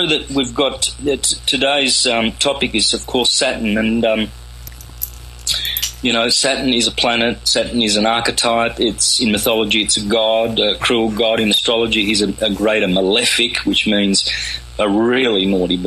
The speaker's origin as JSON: {"language": "English", "region": "country Victoria", "country": "Australia", "tie": "born or raised there", "first_language": "Calabrian", "second_language": "English", "said": "up in country Victoria, Australia, with Italian migrated parents from southern Italy."}